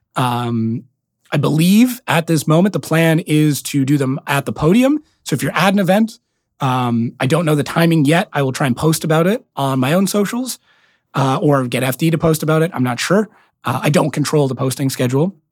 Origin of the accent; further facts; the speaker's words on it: Canada; accent: very heavy Canadian accent; being Canadian